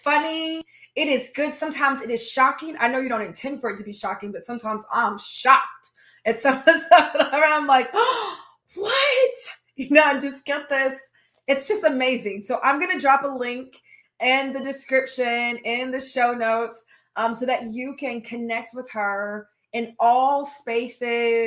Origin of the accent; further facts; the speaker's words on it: United States; I'm Black American